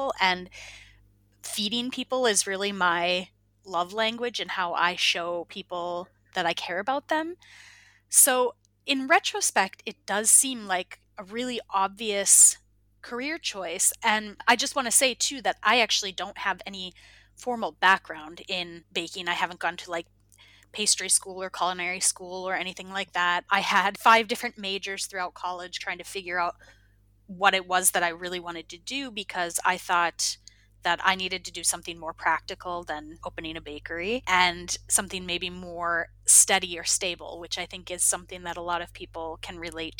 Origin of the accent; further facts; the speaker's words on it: Minnesota, United States; moved away as an adult; also born or lived in Iowa; now in Finland; I'm originally from Minnesota